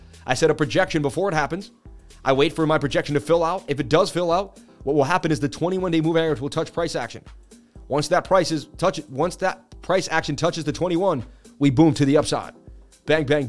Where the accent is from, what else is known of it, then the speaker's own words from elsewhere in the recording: Boston, Massachusetts, United States; I'm from Boston, Mass